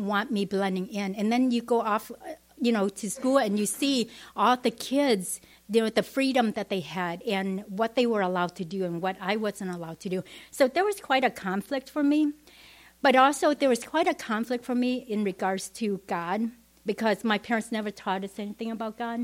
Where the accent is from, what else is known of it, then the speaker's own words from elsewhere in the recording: Vietnam; English is a second language; moved away; also born or lived in Madison; growing up in Vietnam, we never went to church